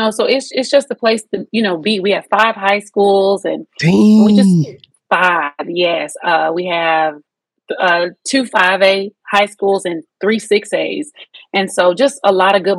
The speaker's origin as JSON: {"language": "English", "town": "Waco", "region": "Texas", "country": "United States", "tie": "born or raised there", "also_born_or_lived": "Fort Hood, Texas / Killeen, Texas", "said": "moved to Waco when I was 8"}